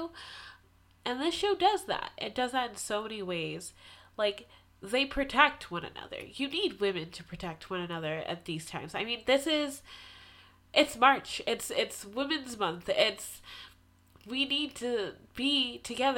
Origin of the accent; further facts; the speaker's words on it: Massachusetts, United States; Massachusetts, my hometown